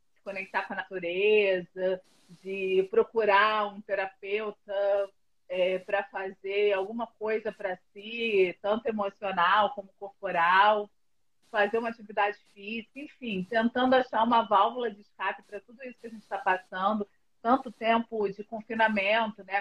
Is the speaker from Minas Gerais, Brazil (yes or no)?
no; Rio de Janeiro, Brazil; moved away as an adult; now in São Paulo, Brazil; eu sou do Rio e moro aqui há dois anos